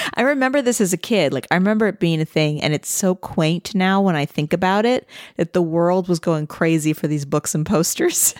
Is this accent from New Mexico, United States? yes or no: no; St. Louis, Missouri, United States; I grew up in Saint Louis, which is right on the Mississippi River